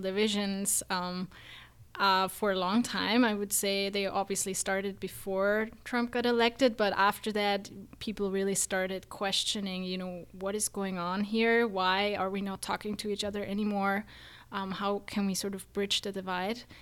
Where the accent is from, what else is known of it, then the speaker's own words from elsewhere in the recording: Austria; moved away as an adult; now in United States; I am actually from Austria, not from Germany